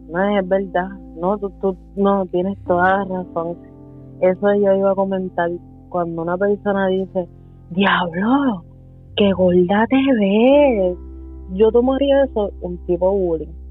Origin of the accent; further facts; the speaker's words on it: Puerto Rico; Y como todo boricua en Puerto Rico, no, me decían …